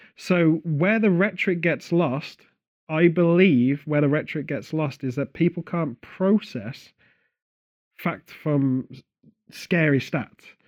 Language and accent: English; Stratford-upon-Avon, West Midlands, United Kingdom; Stratford-upon-Avon, which is my hometown